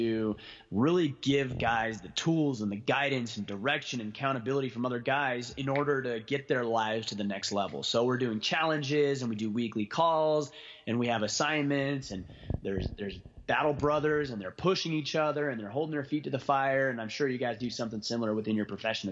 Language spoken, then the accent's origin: English; Southern Utah, United States; my hometown in Southern Utah